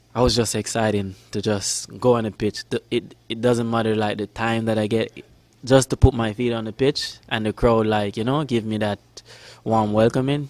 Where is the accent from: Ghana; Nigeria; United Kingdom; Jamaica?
Jamaica; also born or lived in Florida; now in Sacramento, United States; I'm from Jamaica.